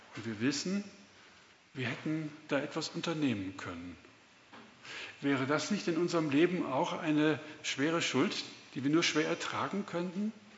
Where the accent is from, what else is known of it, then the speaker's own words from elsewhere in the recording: Swabia, Germany; accent: Swabian; now in Puchheim, Germany; ich bin Deutscher, hört man wahrscheinlich auch ganz gut. bin aber die meiste Zeit im Schwabenland aufgewachsen, also ich kann auch Schwäbisch Schwätzer